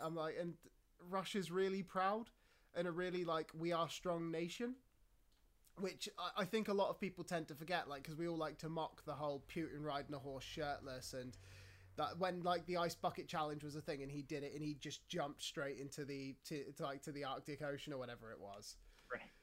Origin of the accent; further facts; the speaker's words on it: United Kingdom; I was talking to a fellow British person